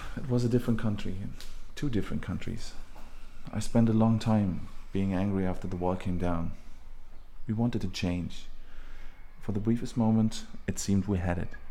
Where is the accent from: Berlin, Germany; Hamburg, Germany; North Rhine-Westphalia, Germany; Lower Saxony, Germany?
Berlin, Germany; English is a second language; moved away as an adult; now in Dublin, Ireland; I'm from Berlin originally. So, but I live in Dublin for about seven years